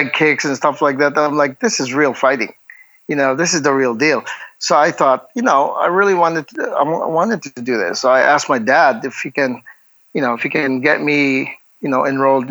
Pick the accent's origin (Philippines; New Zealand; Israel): Philippines; Bacolod, Western Visayas; born and raised in Bacolod City, which is, Negros Occidental